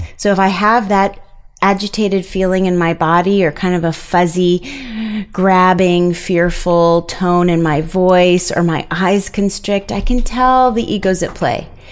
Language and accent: English; East Coast, United States; moved away; we are both from the East Coast, and we made our way out here